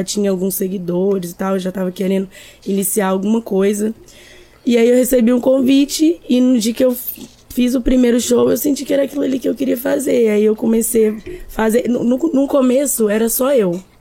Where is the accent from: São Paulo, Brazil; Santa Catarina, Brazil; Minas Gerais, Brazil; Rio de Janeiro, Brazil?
Minas Gerais, Brazil; also born or lived in Vitória; now in Vila Velha, Brazil; que eu saí de Minas já tem dois anos e alguns meses. Aqui em Vila Velha vai fazer um ano ainda que eu moro aqui, porque antes eu morava em Vitória.